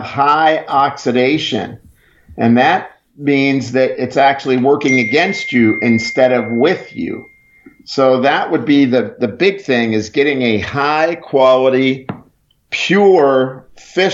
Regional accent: Pittsburgh, Pennsylvania, United States; now in Texas, United States; I'm originally from Pittsburgh

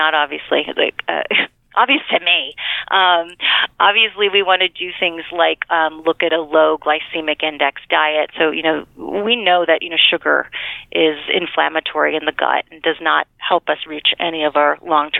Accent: United States; also born or lived in New York; I am from Connecticut, New York

